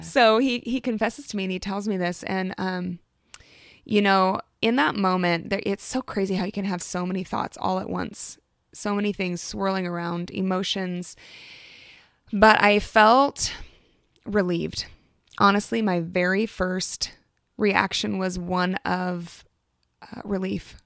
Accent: Alaska, United States; moved away as an adult; now in Oregon, United States; I'm from Alaska, born and raised

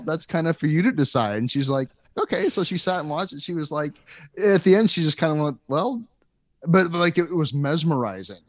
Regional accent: Lincoln, Nebraska, United States; also born or lived in Washington D.C. area / Lake Tahoe; I'm from Lincoln, but I've lived in the Washington D.C. area and seen shows there. And I lived in Lake Tahoe

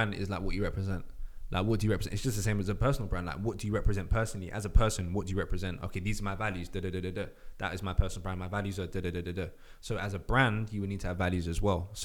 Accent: London, United Kingdom; We're from London

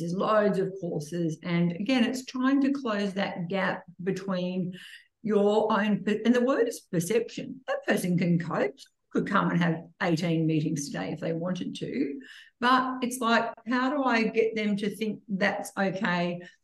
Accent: Gunnedah, New South Wales, Australia; when I grew up in Gunnedah, my mum and dad had Dr. Harris and Dr. Adams

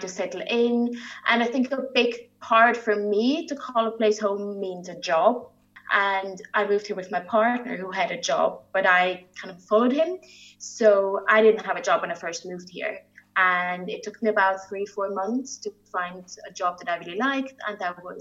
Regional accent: the very north of Italy, northern Italy, Italy; also born or lived in Belgium; now in Edinburgh, United Kingdom; I'm originally from Italy, from the very north of Italy. So that's why I have a German sounding name. That region is predominantly German speaking

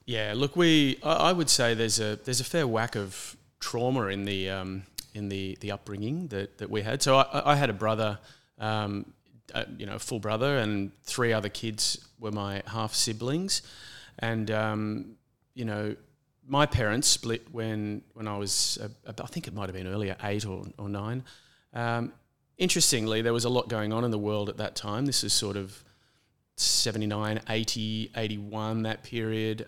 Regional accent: Brisbane, Queensland, Australia; now in Sydney, Australia; I grew up in a city primarily. I was born in Brisbane

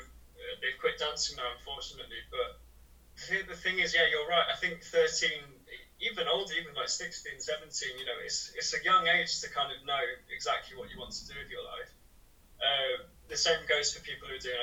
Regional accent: Nottingham, East Midlands, United Kingdom; moved away as an adult; now in Bucharest, Romania; I'm from Nottingham originally also, UK.

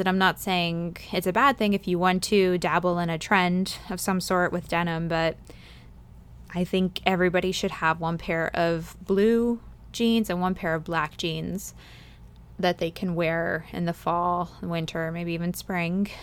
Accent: East Coast, United States; moved away as an adult; now in Fresno, United States; growing up on the East Coast

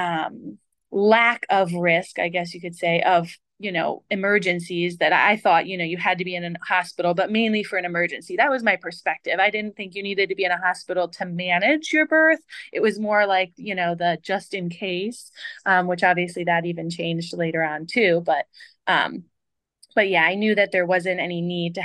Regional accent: Northeast, United States; moved away; I grew up in the Northeast, which I feel like is somewhat of a fast-paced area

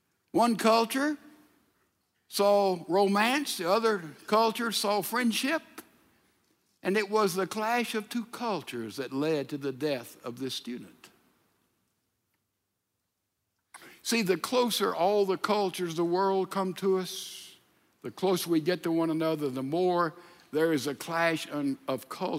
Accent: Mississippi, United States; You know, the culture of Texas is not the culture of my home state of Mississippi.

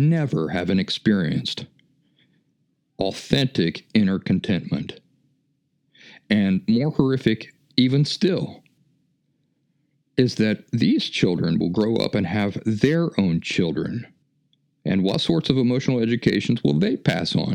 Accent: West Virginia, United States; moved away; also born or lived in Philadelphia; where are you from? I said, well, West Virginia

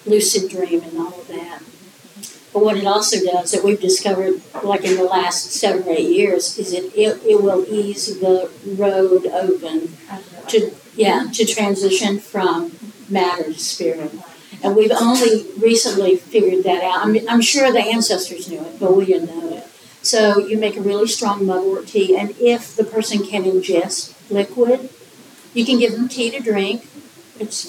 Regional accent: Appalachia, United States; I'm from Appalachian, kitchens

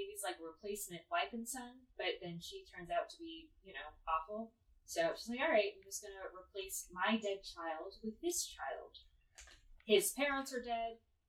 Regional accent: Southern California, United States; because I thought Spanish would be useless growing up in Southern California.

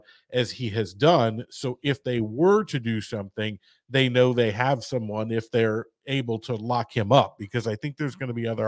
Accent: St. Louis, Missouri, United States; I'm from St. Louis

